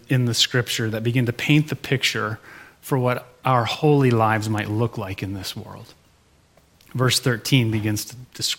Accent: Michigan, United States; I'm from Michigan

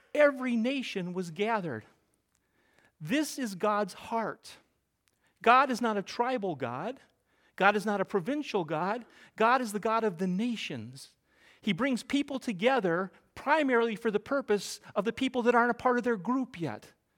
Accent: Middle America, Midwest, United States; moved away as an adult; now in New England, United States; I grew up in Middle America

